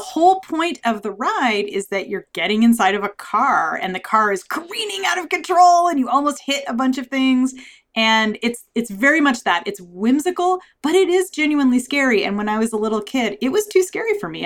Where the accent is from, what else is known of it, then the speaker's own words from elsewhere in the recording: Southern California, United States; where I grew up in Southern California